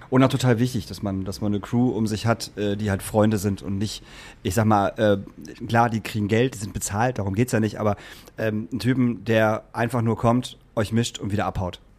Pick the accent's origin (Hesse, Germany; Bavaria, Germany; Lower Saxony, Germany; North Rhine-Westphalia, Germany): Lower Saxony, Germany; Lingen; das ist so absurd, dass ich komme aus Lingen und das ist so absurd, dass es diesen Laden noch gibt.